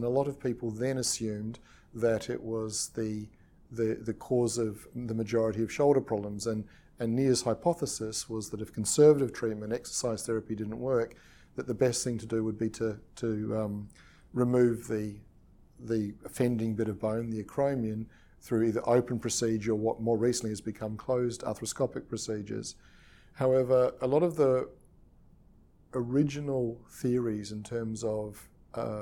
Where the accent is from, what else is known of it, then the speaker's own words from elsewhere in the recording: Australia; also born or lived in New Zealand / England; now in United Kingdom; I was born in New Zealand, and I grew up in Australia, and I currently practice in England and UK, United Kingdom